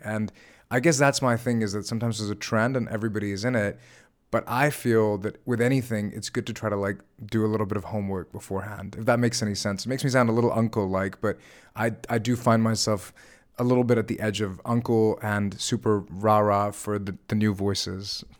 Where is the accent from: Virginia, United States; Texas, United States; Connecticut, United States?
Virginia, United States; growing up in Virginia where I grew up